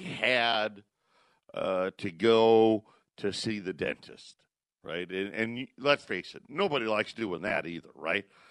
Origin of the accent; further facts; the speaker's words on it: Syracuse, New York, United States; Syracuse, New York, my hometown